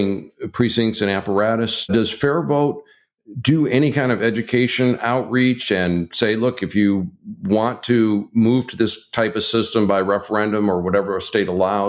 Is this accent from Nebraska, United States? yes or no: no; Michigan, United States; my home state of Michigan